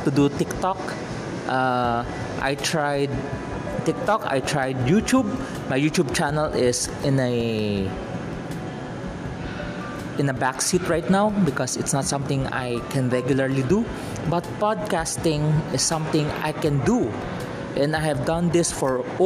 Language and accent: English; Philippines; I'm a Filipino, I am residing in the Philippines